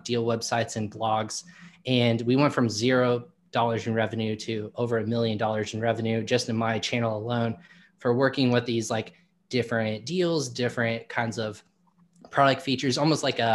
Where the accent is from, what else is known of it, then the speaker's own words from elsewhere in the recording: Indiana, United States; I'm from Indiana